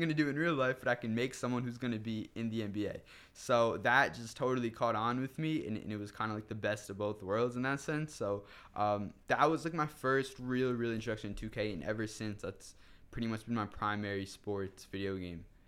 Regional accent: Wayne, New Jersey, United States; I'm from Wayne, New Jersey

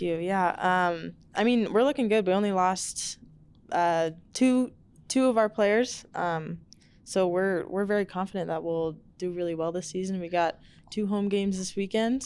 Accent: Seattle, Washington, United States; moved away as an adult; now in Albuquerque, United States; my hometown, Seattle

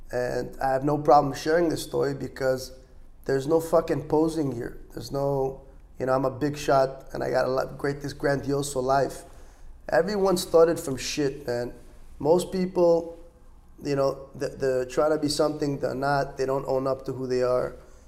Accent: Los Angeles, California, United States; moved away as an adult; also born or lived in Israel; now in Miami, United States; For those that don't know, I was born and raised in Los Angeles, California. I moved when I was 9 to Israel, state of Israel. I moved back when I was just shy of 16.

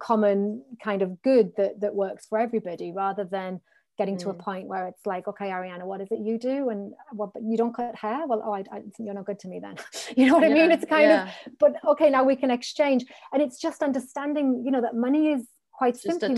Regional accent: North East England, United Kingdom; I grew up in the Northeast of the country

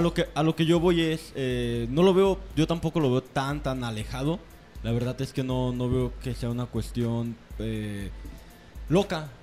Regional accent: Mexico; tenemos como mexicanos

